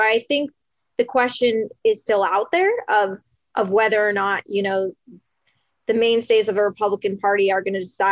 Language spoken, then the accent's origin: English; New York City, New York, United States; I'm from New York City